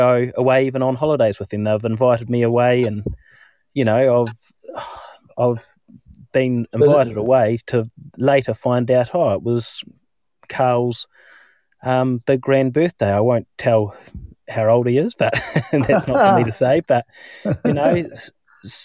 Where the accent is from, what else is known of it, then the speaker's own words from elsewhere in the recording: Timaru, Canterbury, New Zealand; I travelled 2 hours from my hometown, Timaru, to Christchurch